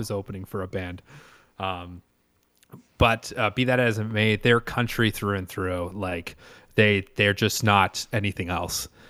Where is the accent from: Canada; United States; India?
Canada; I am pure Canadian.